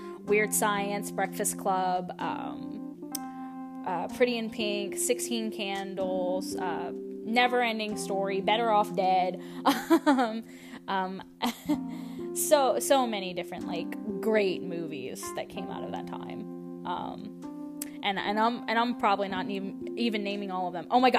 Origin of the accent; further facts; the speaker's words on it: Louisiana, United States; I am from Louisiana